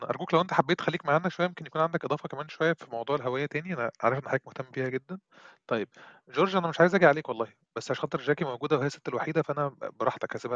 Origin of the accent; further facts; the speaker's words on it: Upper Egypt, Egypt; أنا من الصعيد